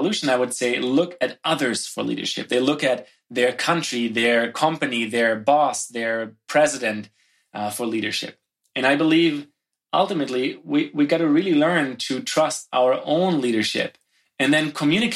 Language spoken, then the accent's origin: English; Germany; moved away as an adult; now in Canada; I grew up in Germany